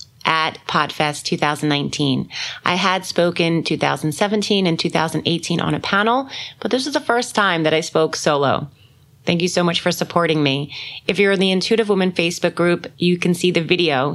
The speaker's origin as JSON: {"language": "English", "region": "New York", "country": "United States", "said": "I'm from New York"}